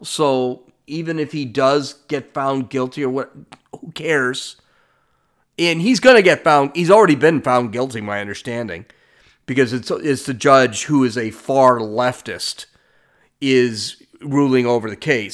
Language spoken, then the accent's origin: English; California, United States; I'm from California